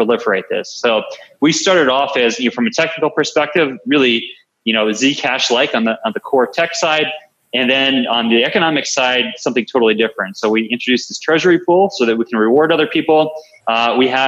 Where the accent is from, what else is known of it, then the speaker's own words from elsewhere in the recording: Long Island, New York, United States; I'm a New Yorker, from back in the day where I grew up on Long Island, New York